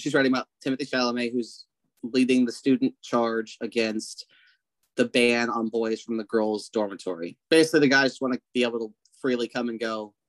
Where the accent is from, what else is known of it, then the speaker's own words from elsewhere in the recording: United States; as an American